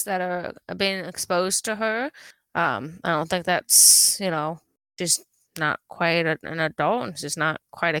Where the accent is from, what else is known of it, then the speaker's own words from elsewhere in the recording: Southern California, United States; we come from Southern California